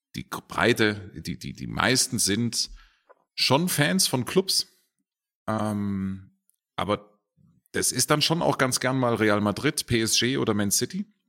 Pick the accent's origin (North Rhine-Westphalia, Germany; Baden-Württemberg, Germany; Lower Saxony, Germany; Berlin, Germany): Baden-Württemberg, Germany; Herrenberg; now in Munich, Germany; also genauer gesagt komme ich aus Herrenberg